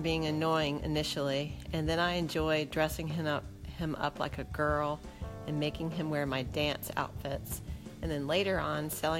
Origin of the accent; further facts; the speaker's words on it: Lexington, Virginia, United States; I was born in Lexington, Virginia, February 10, 1969.